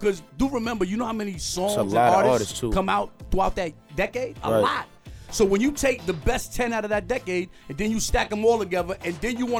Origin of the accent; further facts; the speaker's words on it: New York City, New York, United States; I'm from Queens